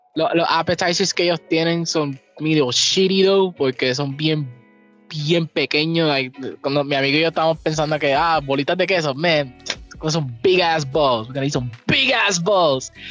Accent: Puerto Rico

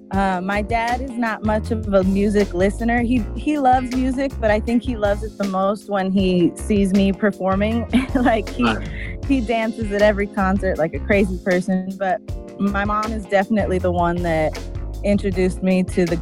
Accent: Los Angeles, California, United States; I was born in Los Angeles, Santa Monica, and I grew up in the West Side area. So I'm very

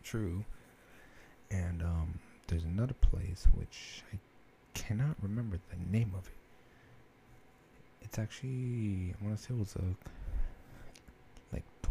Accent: Fullerton, California, United States; born or raised there; moved away as an adult

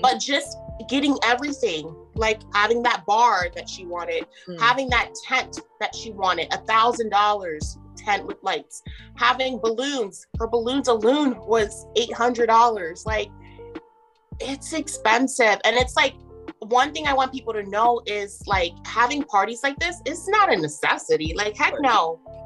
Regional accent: New Jersey, United States; moved away as an adult; now in Maryland, United States; I'm actually from New Jersey

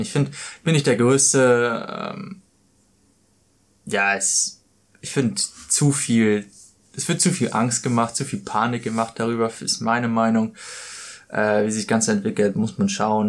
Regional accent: Germany; moved away as an adult; now in Australia; Für mich als Deutscher

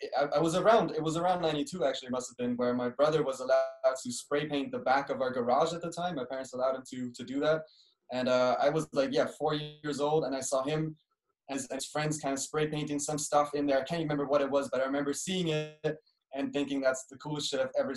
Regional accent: Berlin, Germany; also born or lived in Cologne / London; I live in Berlin. I grew up in Berlin and also in Cologne, which is in the west of Germany

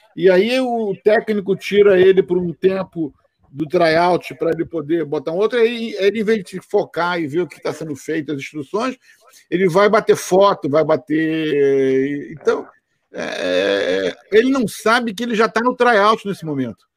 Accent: Brazil; now in United States; eu sou brasileiro

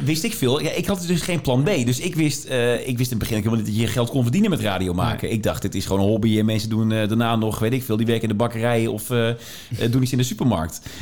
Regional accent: Tilburg, North Brabant, Netherlands; waar ik vandaan kom, vanuit Tilburg

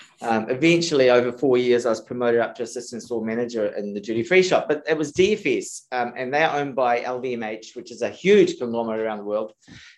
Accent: Greymouth, West Coast, New Zealand; also born or lived in Japan; I grew up in Greymouth, which is a real small town on the west coast of New Zealand.

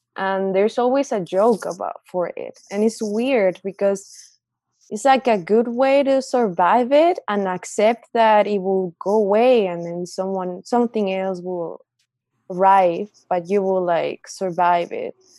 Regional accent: Mexico; moved away as an adult; also born or lived in Calgary, Canada; now in Windsor, Canada; I'm from Mexico. I've been in Canada almost four years now.

